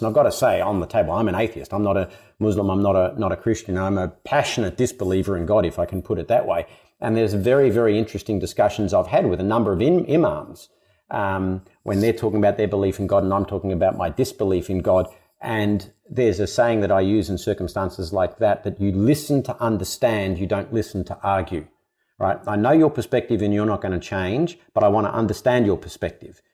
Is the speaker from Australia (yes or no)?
yes; Australia; I was a kid growing up in Australia